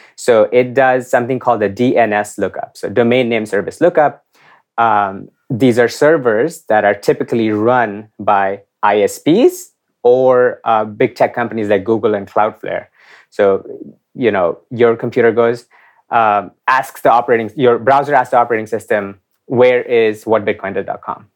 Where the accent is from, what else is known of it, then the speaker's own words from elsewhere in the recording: India; I grew up in India in the nineties